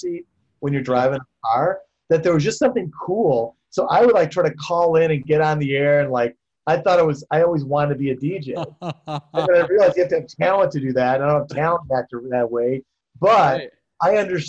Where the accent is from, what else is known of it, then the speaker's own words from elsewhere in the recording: Chicago, Illinois, United States; I grew up in Chicago